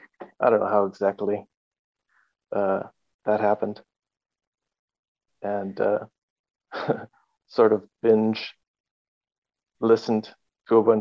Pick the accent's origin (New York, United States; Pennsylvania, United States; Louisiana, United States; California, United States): California, United States; Carlsbad; moved away as an adult; also born or lived in Oceanside, California; now in Germany; I was born and spent a lot of time in Carlsbad.